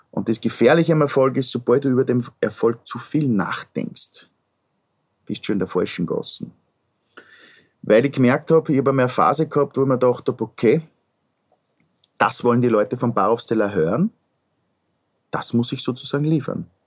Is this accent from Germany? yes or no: no; Upper Austria, Austria; ich komme aus dem Müllviertel.